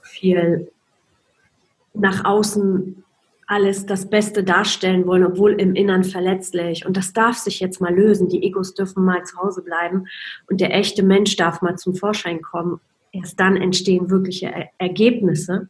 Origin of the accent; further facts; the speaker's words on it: Poland; moved away; ich bin in Polen aufgewachsen. Es war im Kommunismus